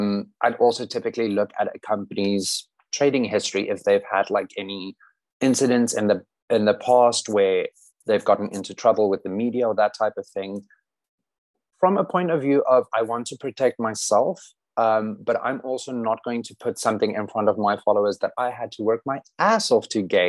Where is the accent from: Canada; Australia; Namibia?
Namibia; Gobabis, Omaheke; moved away; there's a town called Hubabis. A little bit to the right, a little bit more. Oh, is it the one with the G? Yes. So that was my hometown. And I lived about 150 kilometers north of that. So the middle of nothing.